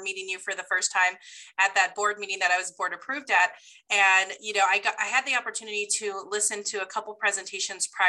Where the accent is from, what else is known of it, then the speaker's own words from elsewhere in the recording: Rancho Cucamonga, California, United States; also born or lived in Redlands, California; I actually grew up in Rancho Cucamonga